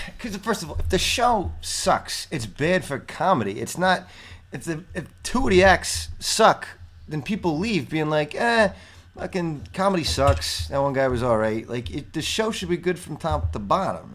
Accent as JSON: {"language": "English", "region": "New York", "country": "United States", "said": "I'm from New York."}